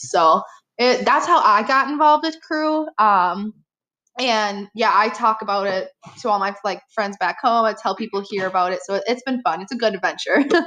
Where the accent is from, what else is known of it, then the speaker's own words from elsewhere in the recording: Appleton, Wisconsin, United States; moved away as an adult; now in Marquette, United States; I am from Appleton, Wisconsin